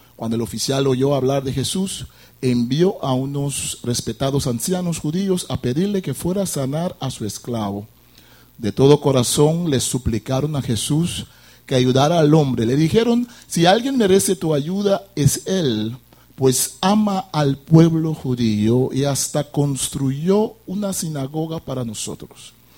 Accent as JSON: {"language": "Spanish", "country": "Curaçao", "said": "vengo de la isla de Curazao, una isla caribense como ustedes"}